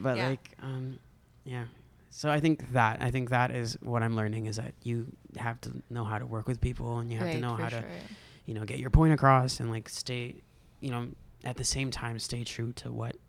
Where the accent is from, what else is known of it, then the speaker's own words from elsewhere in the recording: United States; moved away as an adult; also born or lived in Agusan del Norte, Philippines; now in Manila, Philippines; growing up in the States and being so removed from Filipino culture for a long time, because in my high school, like, me and my brother were the only Filipino kids in the school. And there were no Filipino neighbors. There were no Filipino anything.